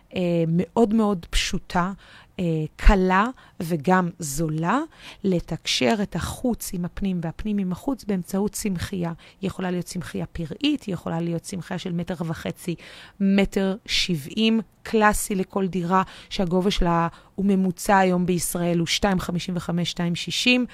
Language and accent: Hebrew; Tel Aviv, Tel Aviv District, Israel; בתור תל אביבית במקור